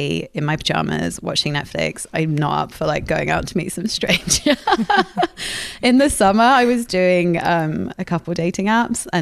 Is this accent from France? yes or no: yes; Paris, Île-de-France, France; moved away; also born or lived in London / Sydney; my dad's French and my mom's English, so I always spoke both, but I grew up in Paris.